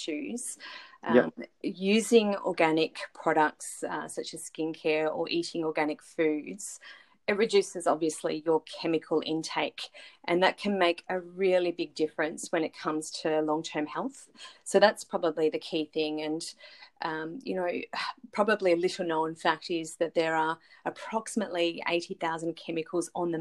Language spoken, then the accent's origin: English; Melbourne, Victoria, Australia; moved away as an adult; now in Brisbane, Australia; I'm born and raised in Melbourne